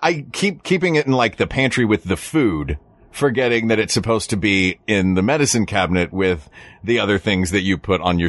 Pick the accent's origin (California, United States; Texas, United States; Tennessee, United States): Tennessee, United States; Knoxville; I grew up in Knoxville where we had, down the street from my high school, we had a TCBY, the country's best yogurt.